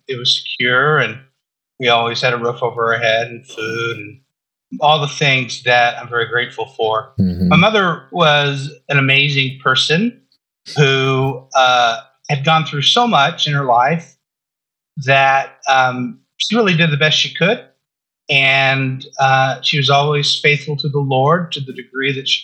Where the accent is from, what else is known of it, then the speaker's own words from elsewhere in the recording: Southern California, United States; I grew up in Southern California